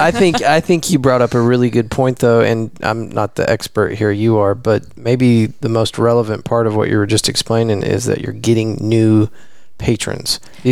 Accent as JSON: {"language": "English", "region": "West Texas", "country": "United States", "moved": "yes", "said": "I'm originally from West Texas, and so this is a little further away from that."}